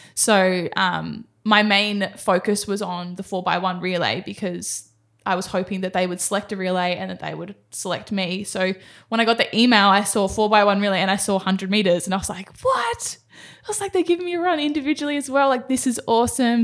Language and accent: English; Sydney, New South Wales, Australia; moved away as an adult; now in Gold Coast, Australia; I grew up in Sydney, in Cronulla.